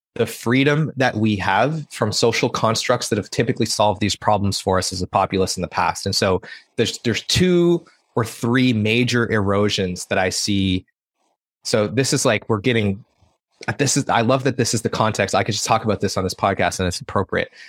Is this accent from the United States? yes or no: no; Prince Edward Island, Canada; I grew up in Prince Edward Island